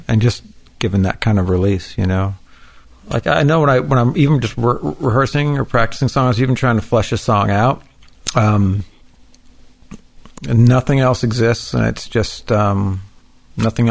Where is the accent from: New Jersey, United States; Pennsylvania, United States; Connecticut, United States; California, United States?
California, United States; moved away; We come from California